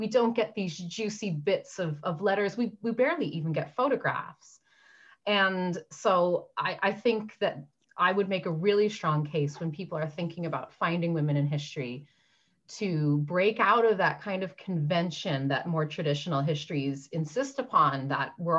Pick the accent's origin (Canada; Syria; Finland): Canada; Newfoundland and Labrador; now in London, United Kingdom; I'm from Newfoundland